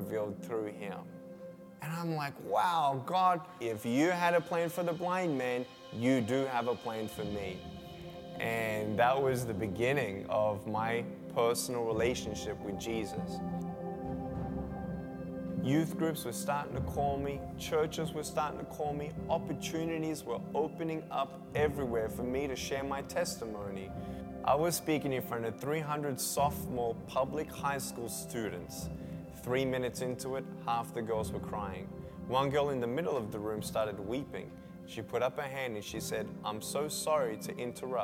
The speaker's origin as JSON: {"language": "English", "town": "Melbourne", "region": "Victoria", "country": "Australia", "tie": "born or raised there", "said": "I was born in Melbourne, Australia, 1982"}